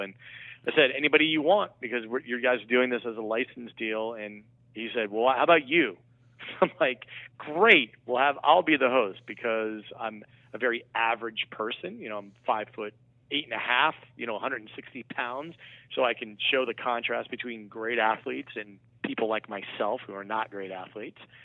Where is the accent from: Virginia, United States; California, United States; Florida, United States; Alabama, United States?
Virginia, United States; Vienna; I was born and raised in Vienna, Virginia